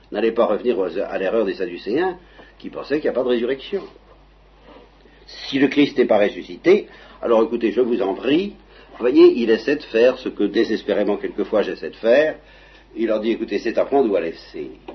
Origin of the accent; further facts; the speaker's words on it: Normandy, France; je suis Normand